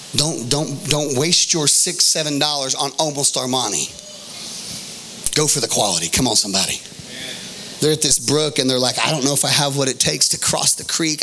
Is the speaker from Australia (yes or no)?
no; United States; I'm from Cedar County